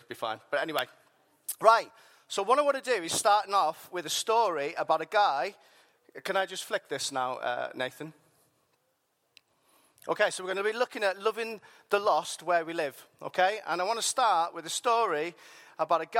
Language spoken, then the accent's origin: English; Whitehaven, North West England, United Kingdom; I grew up there, I'm from there